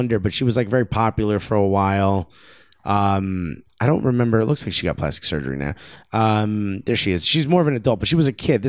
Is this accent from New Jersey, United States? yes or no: yes; Newark, New Jersey, United States; I want to preface everything by saying I grew up in Newark, New Jersey.